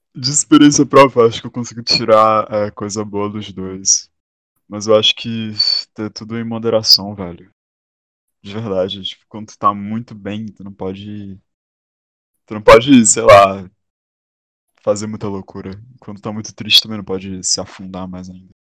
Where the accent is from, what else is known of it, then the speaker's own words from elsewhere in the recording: Ceará, Brazil; Sou cearense